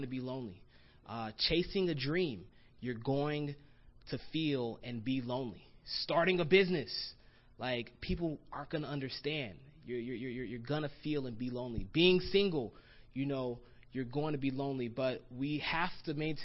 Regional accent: Florida, United States; moved away as an adult; also born or lived in Gainesville, Florida; now in Los Angeles, United States; I'm from Florida, and I grew up in Florida, got baptized in Florida.

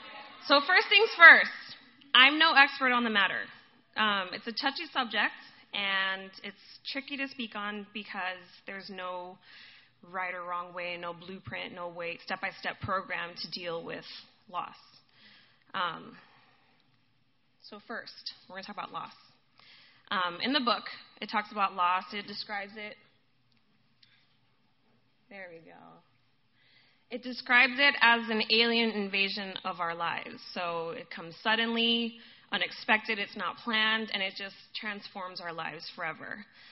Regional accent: Guadalajara, Jalisco, Mexico; also born or lived in Boston, United States; I was born in Boston, but and my parents are Puerto Rican, but we lived in Mexico. So I always tell people, by blood, I'm Puerto Rican, by heart, I'm Mexican. Go Mexico. So we were in Guadalajara.

